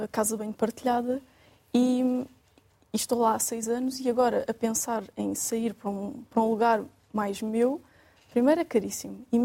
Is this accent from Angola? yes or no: no; Algarve, Portugal; born there; eu gostava imenso de poder trabalhar e viver onde eu nasci, mas não.